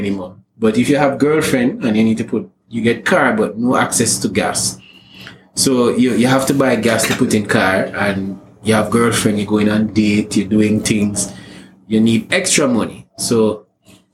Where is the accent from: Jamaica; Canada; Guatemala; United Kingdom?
Jamaica; moved away as an adult; now in Trinidad and Tobago; I'm a Jamaican living in Trinidad